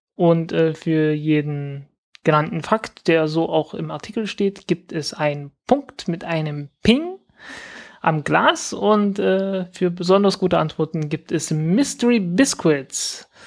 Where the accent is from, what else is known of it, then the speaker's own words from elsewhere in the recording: Zeitz, Saxony-Anhalt, Germany; meiner Heimatstadt Zeitz